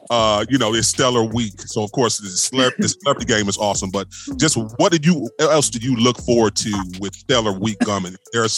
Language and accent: English; Cleveland, Ohio, United States; I'm born and raised in Cleveland, Ohio.